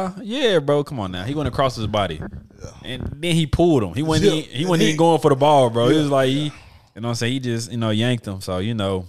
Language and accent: English; Memphis, Tennessee, United States; moved away as an adult; now in Little Rock, United States; I got to support my hometown Grizzlies.